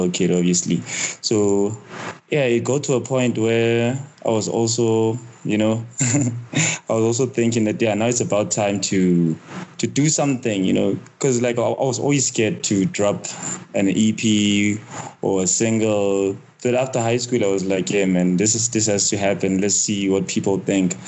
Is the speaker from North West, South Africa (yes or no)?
no; Soweto, Gauteng, South Africa; When I was growing up in Soweto